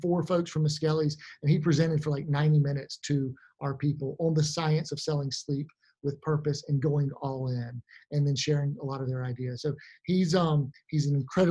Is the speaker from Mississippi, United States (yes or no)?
yes; Jackson, Mississippi, United States; I'm from Jackson, Mississippi, so I'm from central Mississippi.